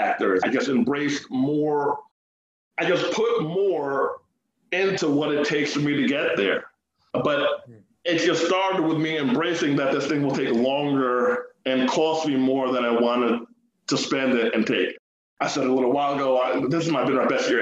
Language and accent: English; Jamaica; we're Jamaican